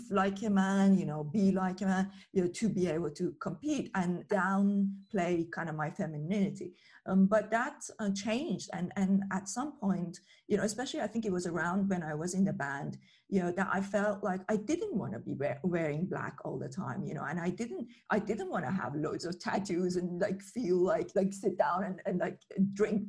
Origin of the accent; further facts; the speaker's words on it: Iran; moved away; I grew up in Iran